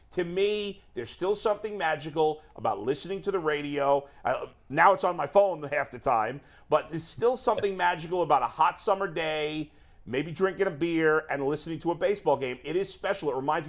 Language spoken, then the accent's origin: English; New York City, New York, United States; I grew up in New York, Tom, and I didn't have cable when I was a kid. I mean, I don't even think there was cable in Brooklyn where I grew up